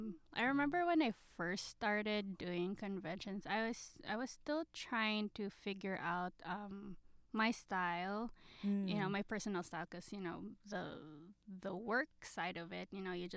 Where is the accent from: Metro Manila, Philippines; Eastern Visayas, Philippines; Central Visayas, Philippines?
Metro Manila, Philippines; Manila; moved away as an adult; now in California, United States; So I'm really a Manila girl. So I was born and raised in Manila.